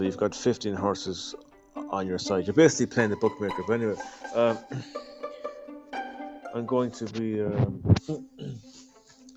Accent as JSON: {"language": "English", "country": "Ireland", "said": "I'm from Ireland."}